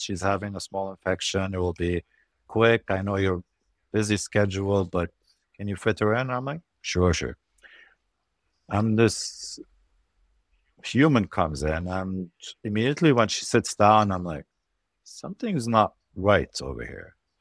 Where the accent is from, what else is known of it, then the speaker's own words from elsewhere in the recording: Lebanon; moved away as an adult; also born or lived in Europe / Norway; I'm originally Lebanese. I grew up in Lebanon, and I moved from Lebanon when I was about nineteen to medical school in Europe